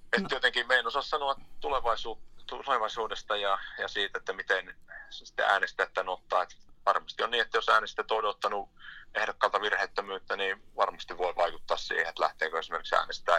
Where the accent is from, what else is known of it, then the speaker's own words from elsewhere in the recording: Inari, Lapland, Finland; lähin tänne Pohjois-Lappiin, Inaariin kotiseuduille